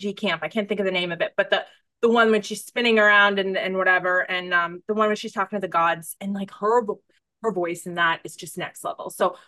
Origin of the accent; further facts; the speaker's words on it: United States; I'm American